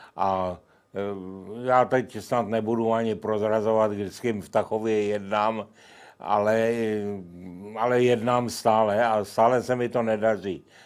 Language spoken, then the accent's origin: Czech; Kladno, Central Bohemian Region, Czechia; v Kladně, mém rodném městě